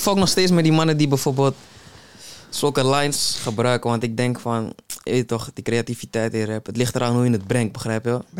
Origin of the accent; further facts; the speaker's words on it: Amsterdam, North Holland, Netherlands; ik ben opgegroeid in de Belmer